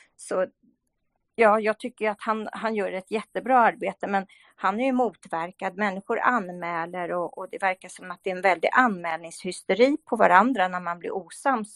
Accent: Sweden; Vi svenskar, vi, vi är mycket räddare och vågar inte säga vad vi tycker

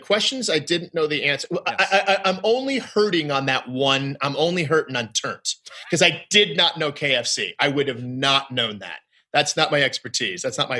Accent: Midwest, United States; And I go, no, I am from the Midwest. I have never heard these jokes.

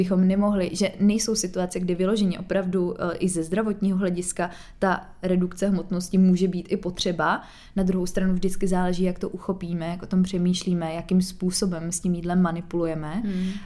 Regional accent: Czechia; u nás v Čechách

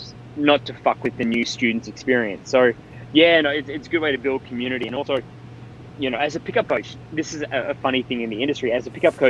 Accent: Australia; I'm an Australian citizen

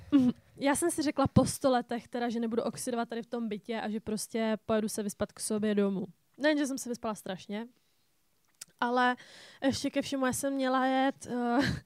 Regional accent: Czechia; jsem typický Čech

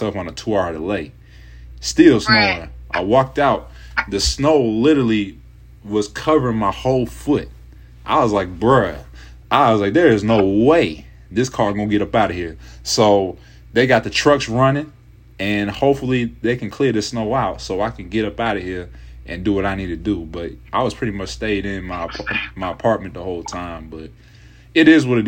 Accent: Kent, Ohio, United States; I'm from the Northeast Ohio area, and specifically Kent, Ohio

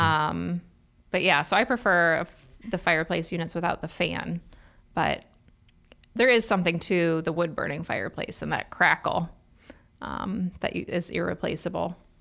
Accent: Cleveland, Ohio, United States; now in Columbus, United States; I'm from Cleveland

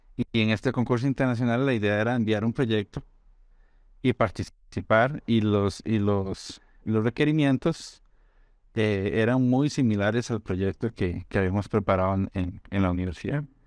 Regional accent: Costa Rica; moved away as an adult; also born or lived in Brazil / Spain; los dos somos de Costa Rica

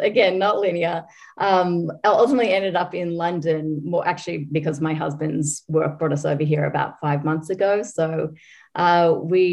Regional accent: Australia; moved away; I'm Australian, so you probably picked up at this point

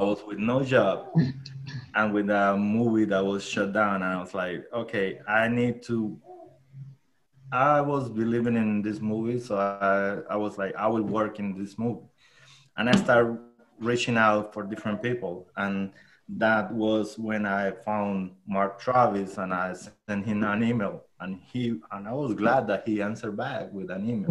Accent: Chinácota, Norte de Santander, Colombia; English is a second language; moved away; I'm from a small town called Chinacota

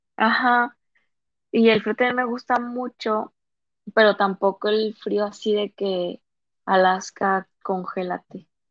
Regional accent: Lerdo, Durango, Mexico; accent: cantadito de laguna; moved away as an adult; now in Monterrey, Mexico; soy de Lerdo Durango la ciudad de los alacranes.

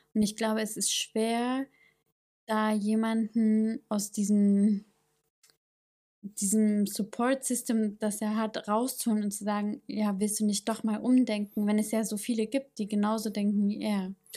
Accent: East Germany, Germany; accent: East German; meinen ostdeutschen Akzent

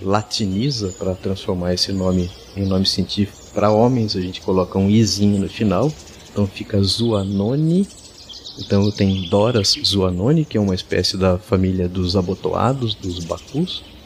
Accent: Araraquara, São Paulo, Brazil; moved away as an adult; also born or lived in Manaus, Amazonas; now in Araraquara, Brazil; Eu sou natural aqui de Araraquara, em São Paulo, mas, é, vivi os últimos trinta e sete anos em Manaus

